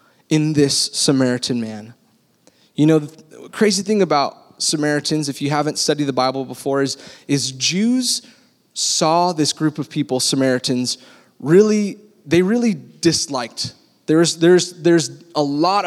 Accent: Texas, United States; now in California, United States; I was born in Texas

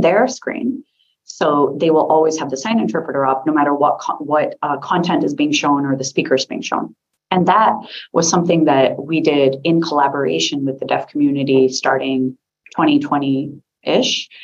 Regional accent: United States; accent: American; I'm an American

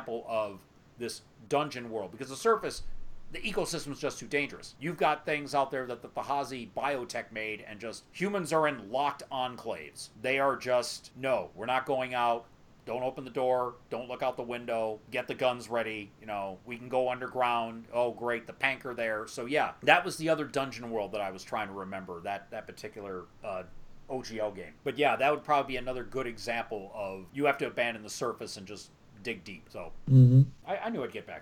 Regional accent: Detroit, Michigan, United States; I'm from Detroit

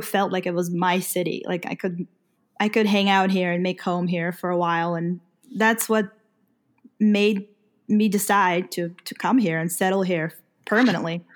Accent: Ukraine; moved away; I'm from Ukraine

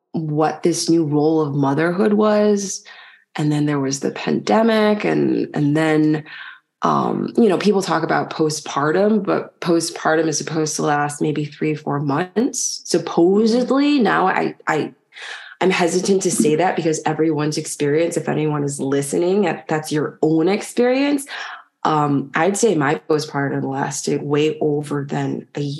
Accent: Chicago, Illinois, United States; moved away as an adult; also born or lived in London / Paris / Nigeria; now in French Polynesia; I was born in Chicago

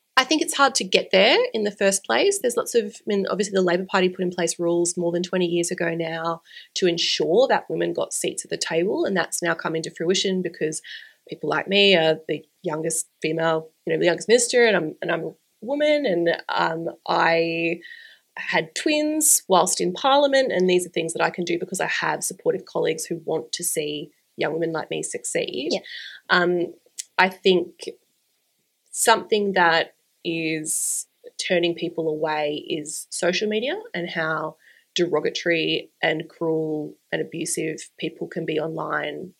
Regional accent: Brisbane, Queensland, Australia; my hometown

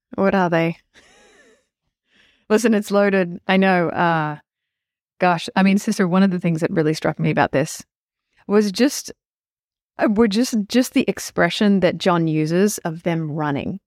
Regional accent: Australia; moved away; I grew up in Australia

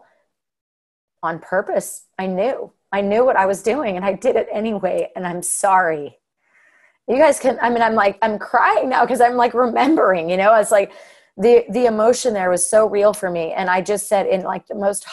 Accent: Hurricane, Utah, United States; I was raised in Hurricane

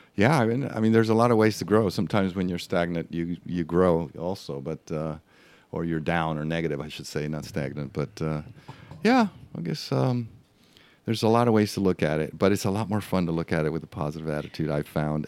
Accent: Mexico; first language Spanish; English is a second language; moved away as an adult; also born or lived in El Paso, Texas / Los Angeles; now in Florida, United States; I was raised in Mexico my first twenty years, so I'm, I, Spanish is my first language

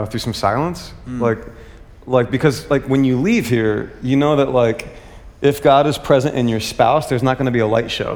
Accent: United States; as an American

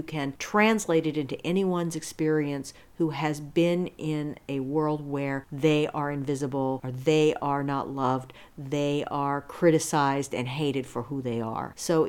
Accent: Akron, Ohio, United States; where I grew up in Akron, Ohio

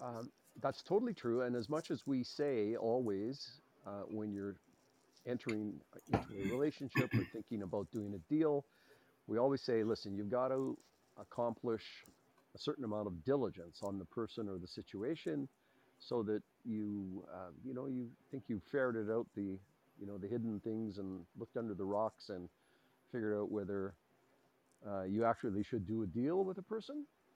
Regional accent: Edmonton, Alberta, Canada; Yes, I am. I'm one of those rare guys. My dad came to Edmonton when he was 5 years old from Thunder Bay.

